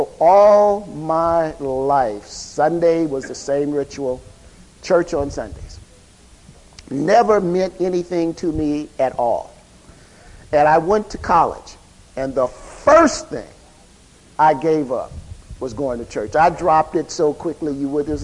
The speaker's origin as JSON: {"language": "English", "town": "Chicago", "region": "Illinois", "country": "United States", "tie": "born or raised there", "said": "I grew up in Chicago"}